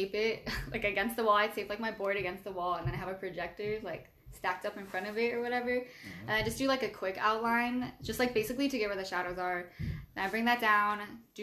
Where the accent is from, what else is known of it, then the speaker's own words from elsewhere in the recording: Orange County, California, United States; I'm a comm major from Orange County